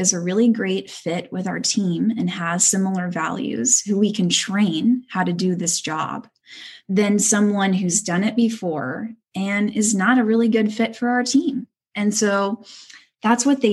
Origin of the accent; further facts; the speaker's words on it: Houston, Texas, United States; moved away as an adult; now in Los Angeles, United States; I am from Houston, H-Town.